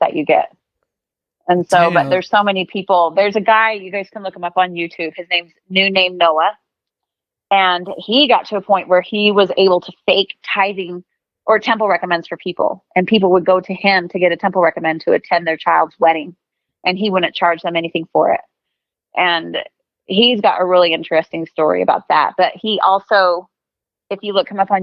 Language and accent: English; Kanab, Utah, United States; now in Salt Lake County, United States; I was born down in Kanab, Utah, which is known as Little Hollywood